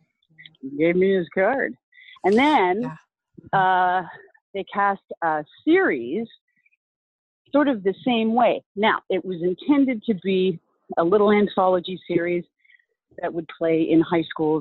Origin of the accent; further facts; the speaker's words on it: Vancouver, British Columbia, Canada; I've always been based in Vancouver